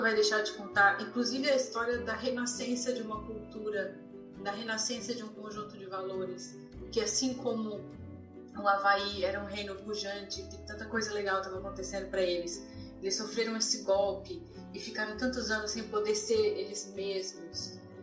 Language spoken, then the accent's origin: Portuguese; Florianópolis, Santa Catarina, Brazil; now in California, United States; E eu cresci em Florianópolis, numa cidade de praia